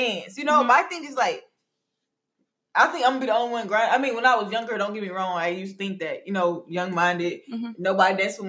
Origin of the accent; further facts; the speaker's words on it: Atlanta, Georgia, United States; Girl, I'm from